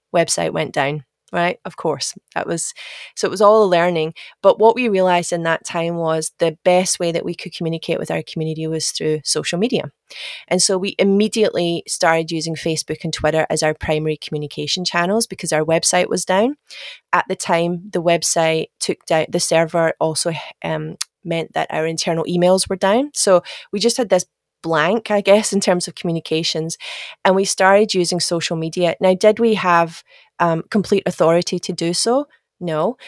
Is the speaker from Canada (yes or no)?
no; Glasgow, Scotland, United Kingdom; moved away as an adult; now in Australia; my accent is, is not Australian. I'm sure I'm actually Scottish. I'm from Glasgow. Uh, but I moved to Australia in 2007